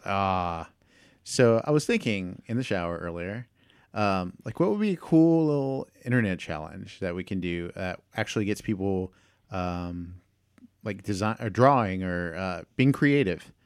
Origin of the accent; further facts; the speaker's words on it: Houston, Texas, United States; my hometown park